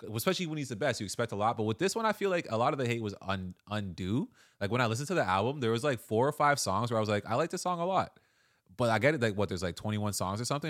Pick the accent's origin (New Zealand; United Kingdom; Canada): Canada; Toronto, Ontario; born or raised there